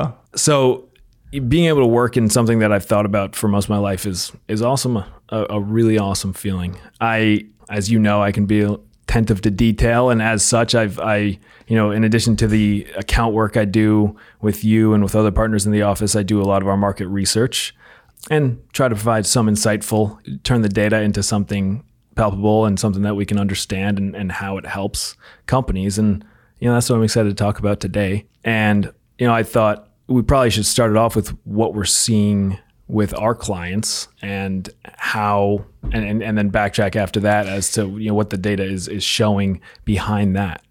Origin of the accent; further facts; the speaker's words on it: outside New York City, United States; I grew up outside New York City